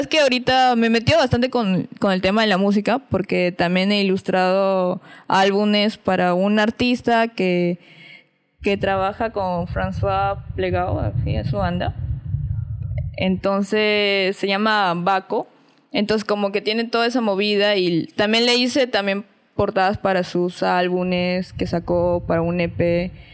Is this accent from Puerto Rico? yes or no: no; Piura, Peru; no soy de acá, soy de Piura